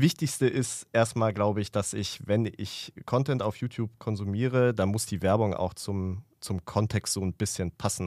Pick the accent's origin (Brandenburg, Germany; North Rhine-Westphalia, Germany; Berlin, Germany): North Rhine-Westphalia, Germany; Ruhr area; ich komme aus dem Ruhrgebiet